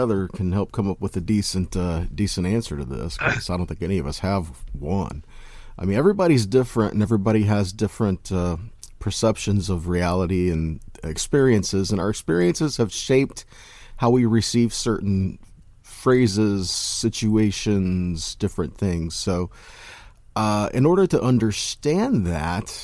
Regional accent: Kentucky, United States; now in Brandon, United States; I was born in Kentucky

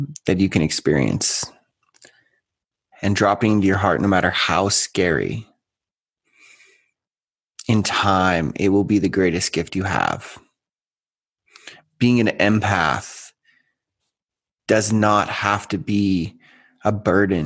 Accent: Canada; I am from Canada

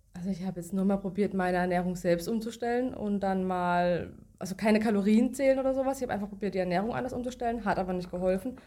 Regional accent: Baden-Baden, Baden-Württemberg, Germany; komme aus Baden-Baden

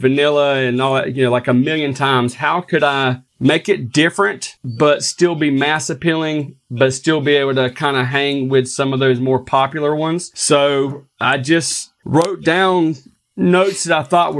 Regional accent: North Carolina, United States; something from North Carolina, my hometown

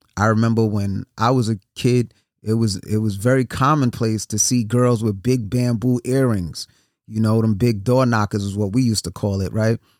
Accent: New York City, New York, United States; I'm from New York City, born and raised Brooklyn

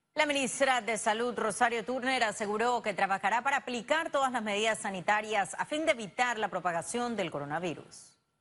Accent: Panama; nosotros como panameños responsables

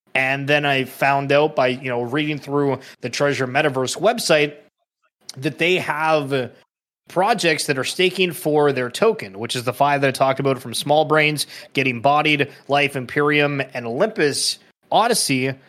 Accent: Canada; I'm Canadian

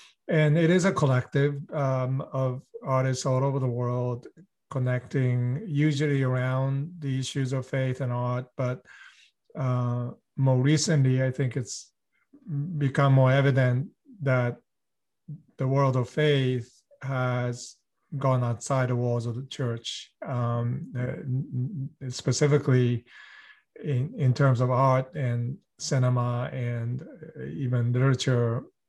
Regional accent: Boston, Massachusetts, United States; also born or lived in Kamakura, Japan; So I grew up both in US and Japan. I was born in Boston, but spent considerable amount of time of my childhood in Kamakura, Japan, which is a beautiful historic town.

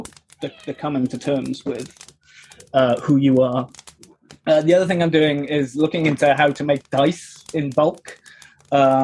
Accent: United Kingdom; I'm very British

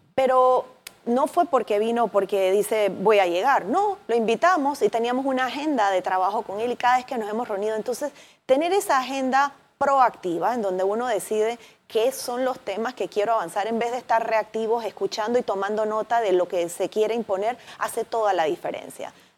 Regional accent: Panama

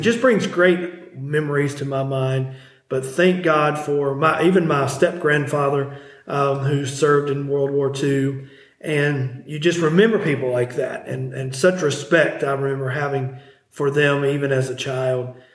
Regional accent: Abbs Valley, Virginia, United States; our little church that I grew up at in Abbs Valley

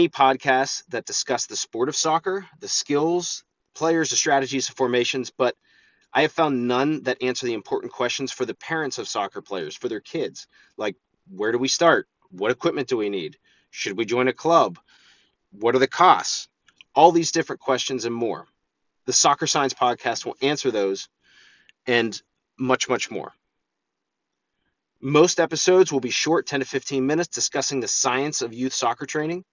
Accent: Altoona, Pennsylvania, United States; I'm from Altoona, Pennsylvania

